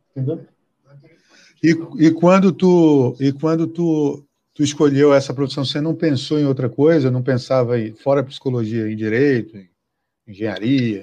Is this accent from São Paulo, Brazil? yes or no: no; Acre, Brazil; moved away; lá no Acre, lá de onde eu sou